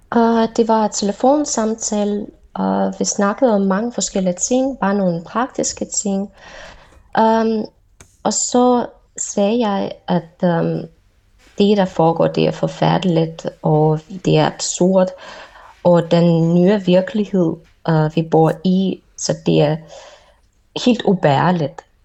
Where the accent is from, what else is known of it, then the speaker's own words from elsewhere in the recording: Moscow, Russia; Danish is a second language; jeg er russer, og jeg har boet i Moskva hele mit liv.